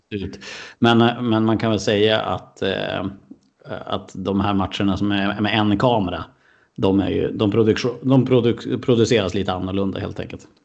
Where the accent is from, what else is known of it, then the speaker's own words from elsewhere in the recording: Skellefteå, Västerbotten County, Sweden; also born or lived in Umeå; Jag är född i Skellefteå och så flyttade jag dit mm. 2010 för att, för att plugga